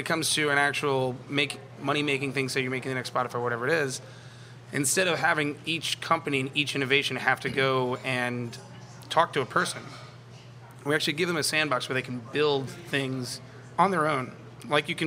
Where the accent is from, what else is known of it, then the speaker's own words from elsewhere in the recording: Metairie, Louisiana, United States; I'm from Metairie. I went to Rummel.